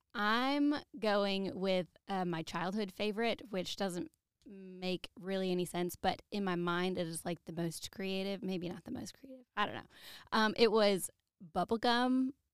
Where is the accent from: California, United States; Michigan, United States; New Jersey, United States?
Michigan, United States; Grand Haven; my hometown of Grand Haven